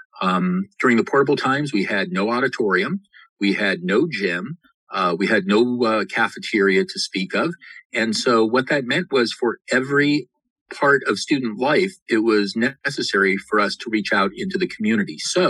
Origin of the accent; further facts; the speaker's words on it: Los Angeles, California, United States; moved away as an adult; now in West Contra Costa, United States; I'm from Los Angeles and came up to UC Berkeley for college and never left. Started in West Contra in 1988 as a 25-year-old